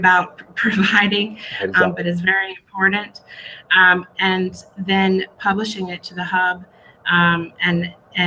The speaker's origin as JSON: {"language": "English", "country": "United States", "moved": "yes", "lives_now": "Israel", "said": "I'm originally from the United States"}